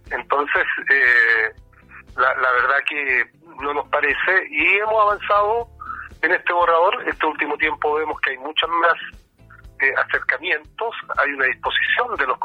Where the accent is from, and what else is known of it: Chile